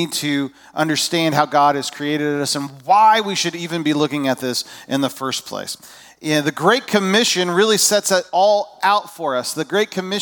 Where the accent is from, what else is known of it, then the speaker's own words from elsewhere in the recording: Indiana, United States; moved away as an adult; also born or lived in California / Georgia; now in Illinois, United States; I was born in California. I grew up in my early years were in southern Indiana. I went to high school in northern Indiana.